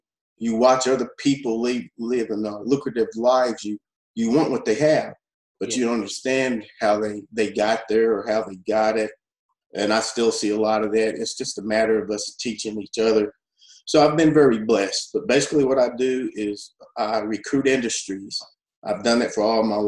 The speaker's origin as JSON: {"language": "English", "area": "Muhlenberg County", "region": "Kentucky", "country": "United States", "moved": "yes", "lives_now": "Hopkinsville, United States", "said": "I hail from Muhlenberg County, but I've been a resident of Hopkinsville, Crystal County for 25 years"}